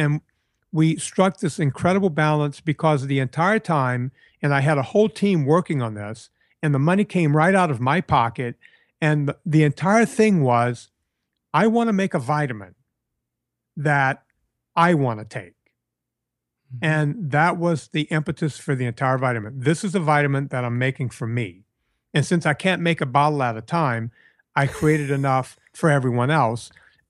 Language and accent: English; Louisiana, United States; I grew up in a fish family. Of course, I grew up in Southern Louisiana. It's what my family did back in Italy. Half of my family is from Reggio Calabria, and there were fishermen both in Italy and when they got to the United States.